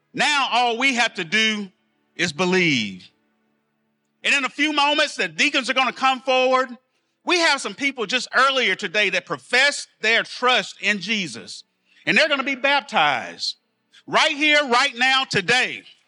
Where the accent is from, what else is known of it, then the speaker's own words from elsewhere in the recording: El Dorado, United States; I'm from El Dorado, product of the public school systems